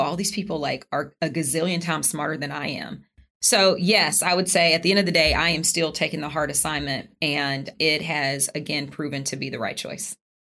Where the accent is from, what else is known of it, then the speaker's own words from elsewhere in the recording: Charlotte, North Carolina, United States; moved away; I'm from Charlotte. Yes, my mom lived down the street.